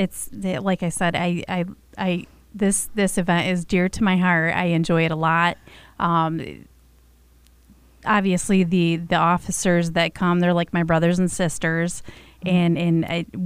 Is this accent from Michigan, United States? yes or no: yes; Flint, Michigan, United States; I was born and raised in Flint